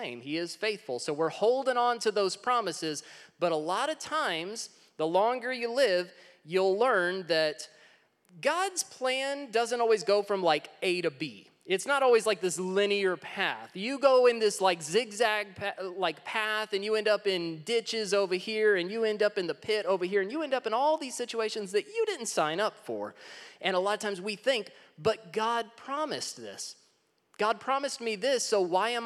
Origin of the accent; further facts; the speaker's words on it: Texas, United States; I'm originally from Texas